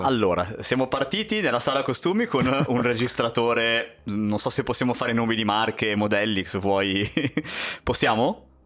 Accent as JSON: {"language": "Italian", "town": "Genoa", "region": "Liguria", "country": "Italy", "said": "siamo di Genova"}